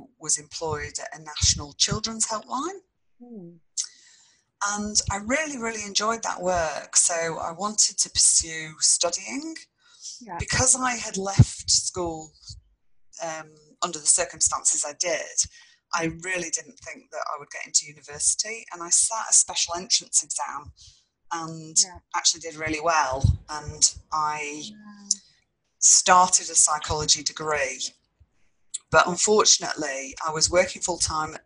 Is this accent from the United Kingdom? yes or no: yes; England, United Kingdom; accent: English; moved away as an adult; now in Brisbane, Australia; people can tell from my English accent that I'm originally from the UK, and moved out here quite a few years ago